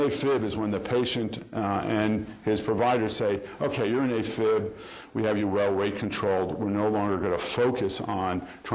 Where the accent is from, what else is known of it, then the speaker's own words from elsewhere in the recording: New York, United States; I'm from New York